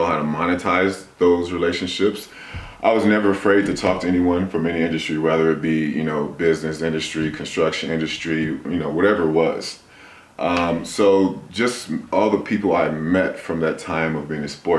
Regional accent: Huntington Beach, California, United States; moved away as an adult; also born or lived in Salvador, Brazil / Tennessee / Atlanta; now in Colorado, United States; I was born in Salvador, Brazil. I was adopted to the States when I was 5 years old. I attended high school in Huntington Beach, California

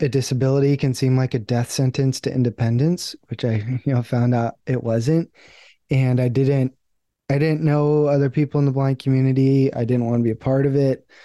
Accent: San Diego, California, United States; I grew up in San Diego. I still live in San Diego

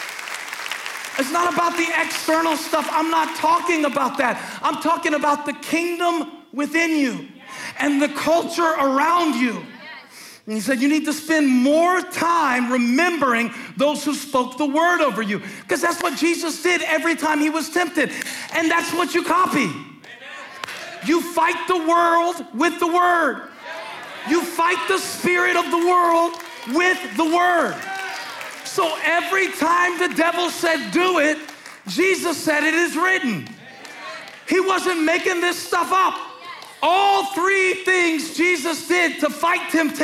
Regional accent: the Carolinas, United States; I'm born and raised in the Carolinas, and I'm proud of where I'm from.

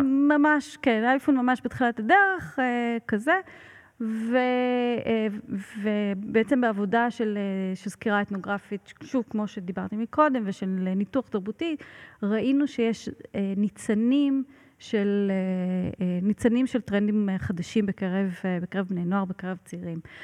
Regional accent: Israel; moved away as an adult; also born or lived in Italy; שהגעתי מישראל

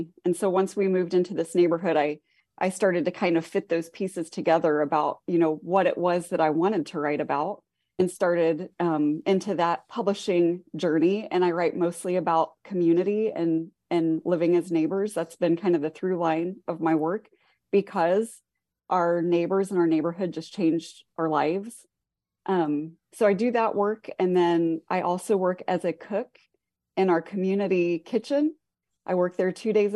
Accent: Midwest, United States; now in Goshen, United States; We're both from the Midwest

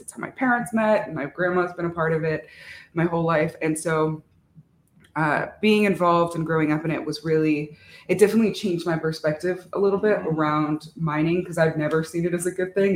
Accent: Arizona, United States; I'm from Navajo Nation, Dineta, uh, in Arizona

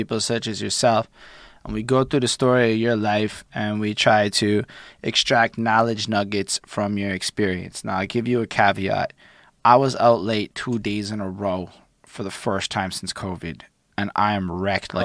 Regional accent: Montreal, Quebec, Canada; we was not learning that shit in Montreal

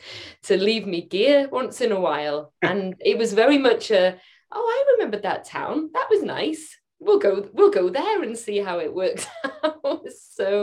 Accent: North Wales, United Kingdom; moved away as an adult; now in Utah, United States; I'm from Wales, North Yes. Wales in the UK. So landscape wise, very different, but still rugged and rural, you know, in its own way, just a bit greener and wetter.

